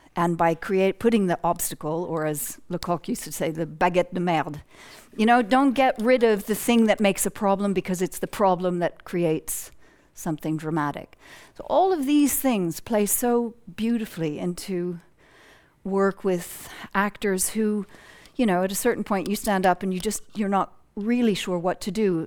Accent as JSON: {"language": "English", "country": "United States", "tie": "born or raised there", "moved": "as an adult", "said": "growing up in the United States"}